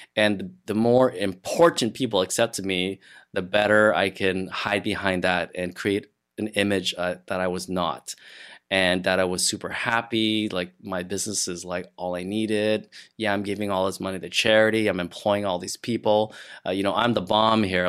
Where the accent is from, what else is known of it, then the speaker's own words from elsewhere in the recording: Montreal, Quebec, Canada; moved away as an adult; now in Ottawa, Canada; I'm from Montreal. That's where I grew up. And I had just moved to Ottawa a year or so